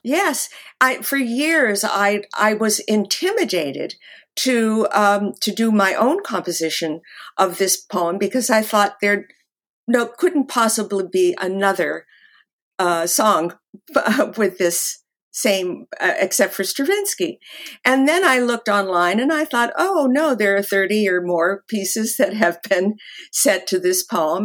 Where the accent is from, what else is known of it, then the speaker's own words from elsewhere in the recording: Los Angeles, California, United States; moved away as an adult; also born or lived in New York; I grew up actually in the Hollywood Hills